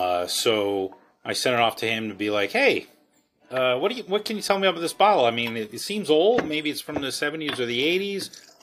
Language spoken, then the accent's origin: English; Baltimore, Maryland, United States; I'm from Baltimore, so I'm just going to call him the hun, because, you know, that's what we say.